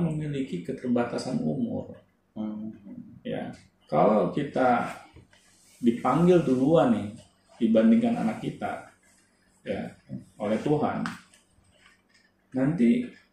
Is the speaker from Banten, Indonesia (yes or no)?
no; Jakarta, Indonesia; dulu saya sekolah di daerah Blok M